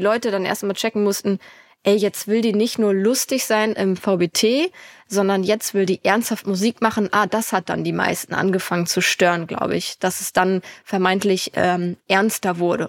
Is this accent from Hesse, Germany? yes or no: no; Lübeck, Schleswig-Holstein, Germany; Ich komme ja aus Lübeck und ich wohne auch immer noch